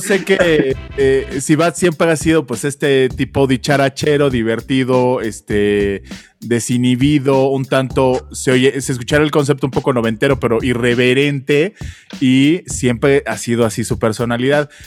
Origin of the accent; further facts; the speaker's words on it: Mexico; nosotros en México